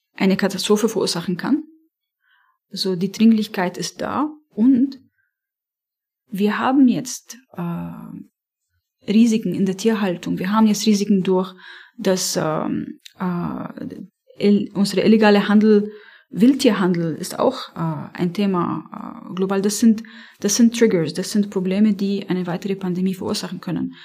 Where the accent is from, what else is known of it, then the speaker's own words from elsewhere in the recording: Beirut, Beirut Governorate, Lebanon; first language Arabic; German is a second language; moved away; ich komme aus Beirut, ich habe äh, äh, dort äh, studiert